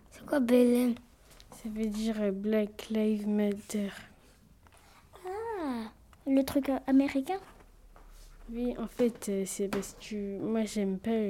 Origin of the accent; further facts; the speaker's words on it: Paris, Île-de-France, France; je viens de la Goutte d'Or